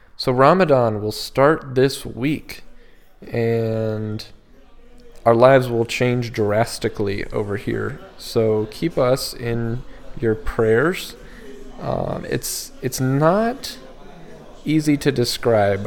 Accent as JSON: {"language": "English", "region": "Colorado", "country": "United States", "moved": "yes", "said": "I was from Colorado"}